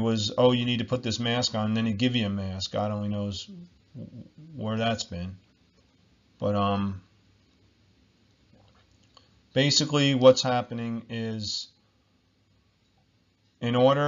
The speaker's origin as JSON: {"language": "English", "region": "New Jersey", "country": "United States", "said": "I'm from America, New Jersey"}